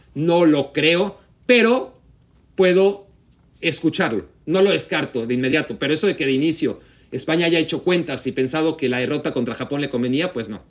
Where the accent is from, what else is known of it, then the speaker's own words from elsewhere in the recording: Mexico; yo crecí en México y, soy mexicano